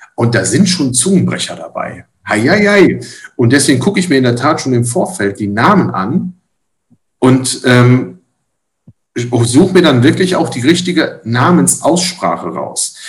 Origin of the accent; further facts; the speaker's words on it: Rhineland, Germany; bei uns im Rheinland